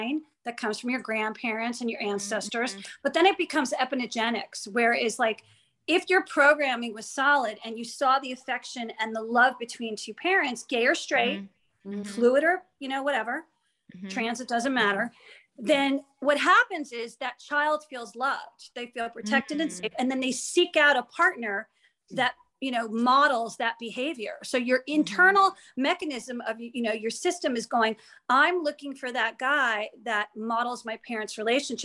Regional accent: New Jersey, United States; I'm a Jewish girl growing up in Jersey

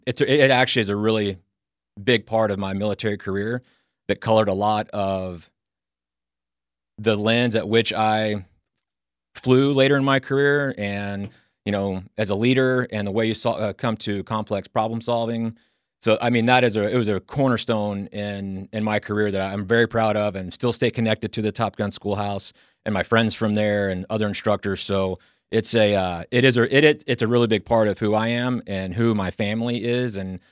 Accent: Plano, Texas, United States; also born or lived in Dallas; I'm from originally from Dallas. I grew up in Plano. Once I got to high school, went to Jesuit.

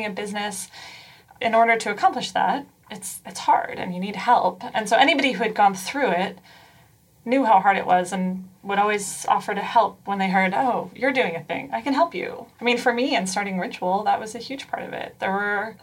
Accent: Pleasantville, New York, United States; now in San Francisco, United States; I grew up in New York, in a small town called Pleasantville

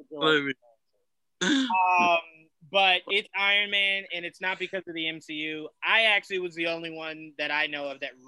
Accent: Long Branch, New Jersey, United States; I'm from Long Branch

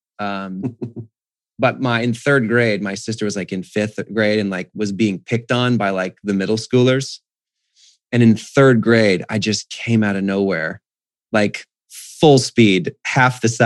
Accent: Whidbey Island, Washington, United States; now in Phoenix, United States; I was in the family bank, which was a mile from our house growing up on Whidbey Island

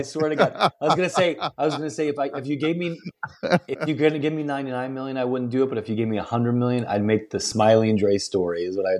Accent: Southern United States, United States; also born or lived in New York; growing up in the South, you know, there was a delineation, culturally speaking

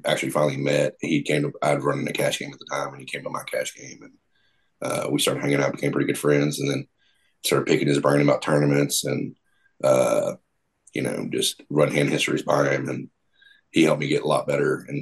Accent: Gulfport, Mississippi, United States; moved away as an adult; now in Tennessee, United States; I grew up in Gulfport, Mississippi

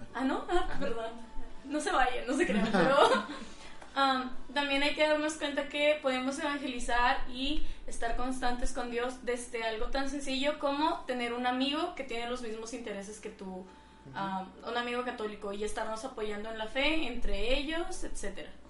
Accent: Mexico

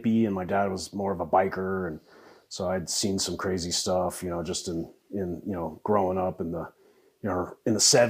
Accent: Parker, Colorado, United States; also born or lived in Denver, Colorado; born and raised in Colorado. I was born in Denver way back when, back in the 1900s. And moved to Parker in 82

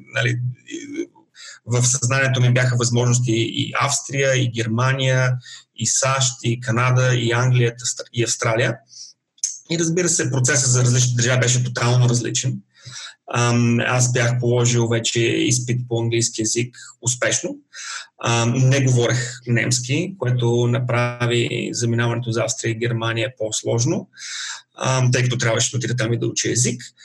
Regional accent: Bulgaria; moved away as an adult; now in Melbourne, Australia; Аз бях още студент в България, бях на 21

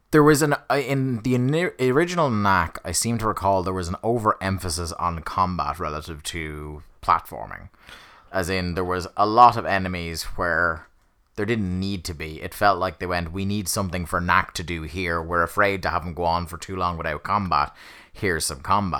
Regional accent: Ireland; I support an English football team and I'm Irish, but there is a long tradition of, you know, supporting English football teams over here in Ireland

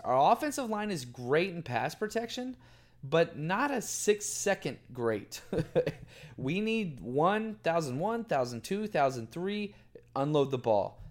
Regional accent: Dallas, Texas, United States; I grew up in Dallas my entire life

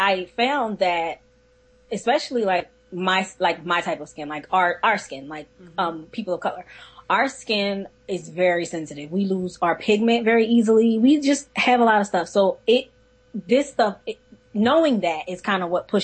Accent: Philadelphia, Pennsylvania, United States; I'm from Philly

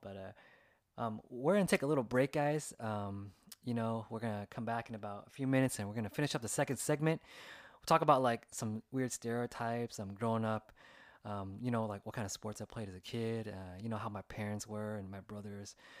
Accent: California, United States; growing up through the eyes of like an Asian American as a second generation here in California in the United States

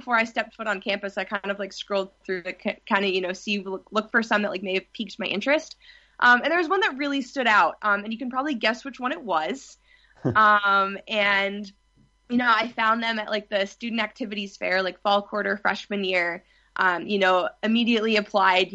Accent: New Jersey, United States; I'm from New Jersey

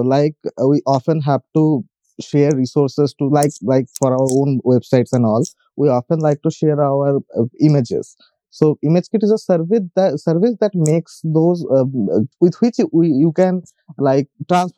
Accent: India; also born or lived in West Bengal, India; I am from India. I live in a state called West Bengal

